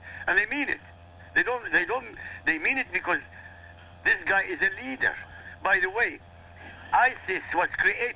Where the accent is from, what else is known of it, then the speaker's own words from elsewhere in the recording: Iraq; I come from Iraq, we have nothing